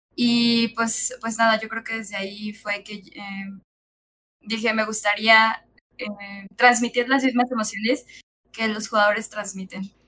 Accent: Mexico; yo soy la única chica del equipo que pertenece a México

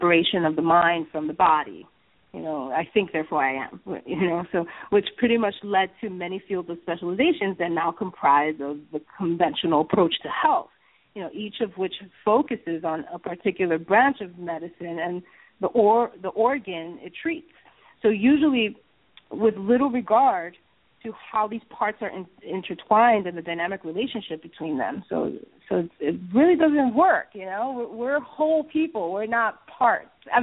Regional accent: New York City, New York, United States; I was born and raised in New York City

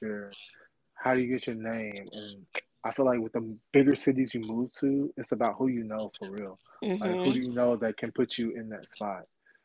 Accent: Bowling Green, Kentucky, United States; moved away as an adult; also born or lived in Louisville, Kentucky; now in Houston, United States; I'm from Bowling Green, Kentucky.

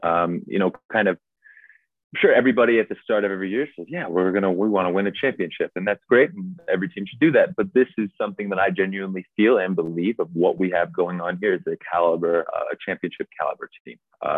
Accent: New Jersey, United States; I grew up in New Jersey.

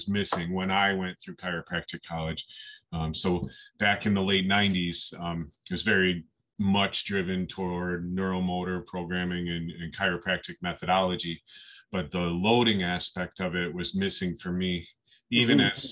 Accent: Western New York, United States; I grew up in Western New York

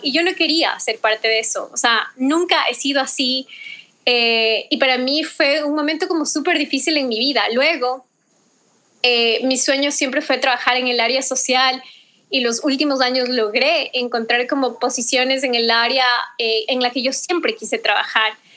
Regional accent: Ecuador; soy ecuatoriana

